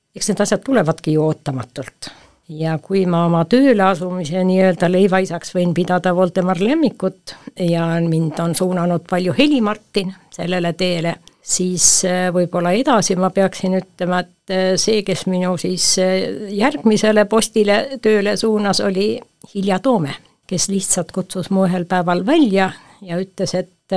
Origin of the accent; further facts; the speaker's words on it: Põltsamaa, Jõgeva County, Estonia; Põltsamaa on ikkagi minu kodukoht ja minu kodulinn